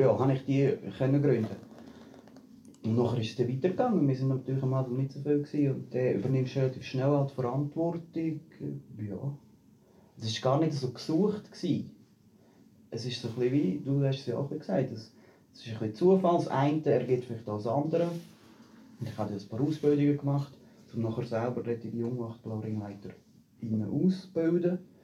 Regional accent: Büren, Switzerland; moved away; also born or lived in Zurich; ich komme ursprünglich aus Büren

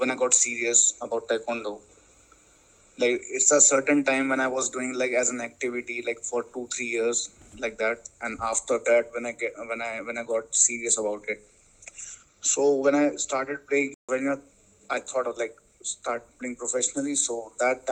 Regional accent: Delhi, India; I'm from Delhi

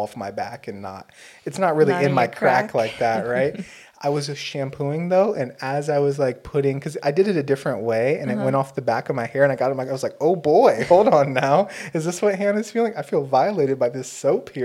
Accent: United States; as an American

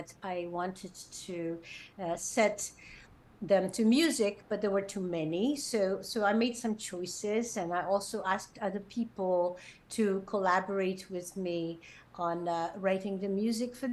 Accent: Prague, Czechia; I come from Prague, Czech Republic, and I've been professionally involved in music really since childhood, because I sang in a musical theater there as a kid

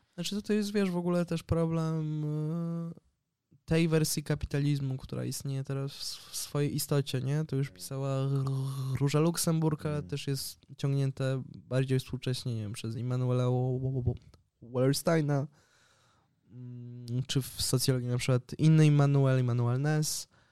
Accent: Poland; now in Barcelona, Spain

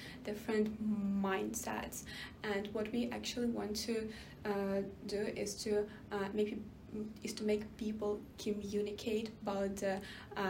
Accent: Ukraine; I'm from Ukraine

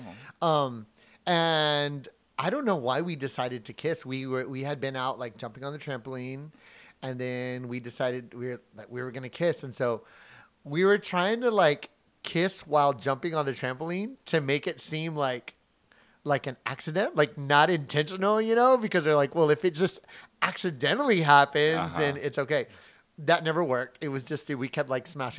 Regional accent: Midland, Texas, United States; from Midland, Texas. That's where I was born and raised

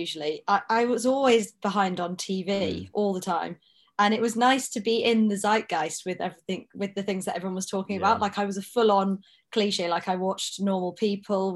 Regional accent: Corby, East Midlands, United Kingdom; I'm from Corby, which is the town next door

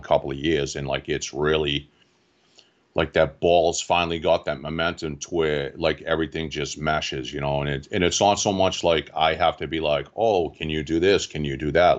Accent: Quincy, Massachusetts, United States; I grew up in Quincy, Mass

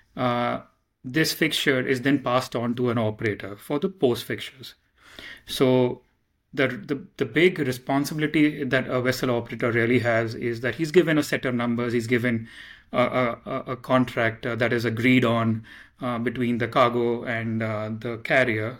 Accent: Mumbai, Maharashtra, India; I come from Mumbai, India

